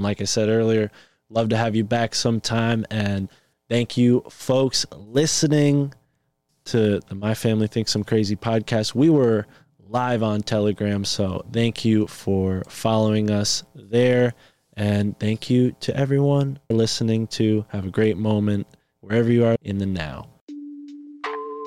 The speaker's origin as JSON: {"language": "English", "region": "East Coast", "country": "United States", "said": "we're from the East Coast"}